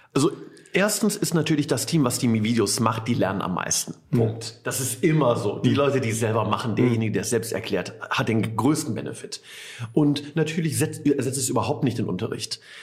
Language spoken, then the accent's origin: German; Ratingen, North Rhine-Westphalia, Germany; gebürtig aus Ratingen